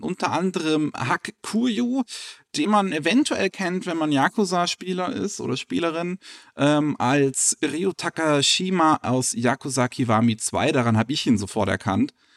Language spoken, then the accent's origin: German; Germany; bei uns in Deutschland.